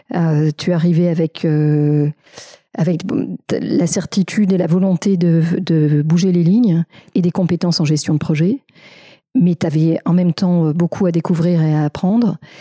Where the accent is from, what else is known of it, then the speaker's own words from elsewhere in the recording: France; chez nous, en France